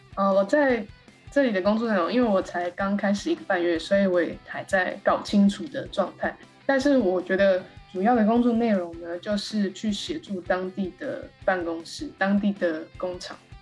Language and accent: Chinese; Taiwan; moved away as an adult; also born or lived in Taichung; now in Netherlands; 我是台湾人，然后我之前从中心大学毕业，读中心大学动物科学系